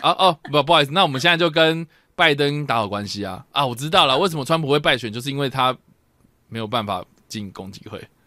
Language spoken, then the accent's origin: Chinese; Taiwan; 我们要鼓励的是我们台湾人爱用的七